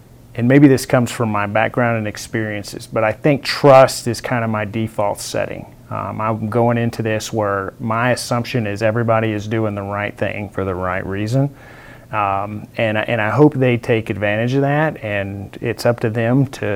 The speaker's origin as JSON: {"language": "English", "region": "West Texas", "country": "United States", "tie": "born or raised there", "moved": "yes", "lives_now": "Fort Riley, United States", "said": "I grew up in West Texas."}